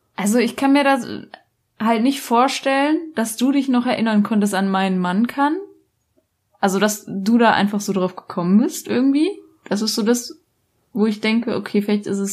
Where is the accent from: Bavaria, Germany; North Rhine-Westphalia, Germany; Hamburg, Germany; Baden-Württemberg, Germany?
Baden-Württemberg, Germany; Black Forest; ich komme aus dem Schwarzwald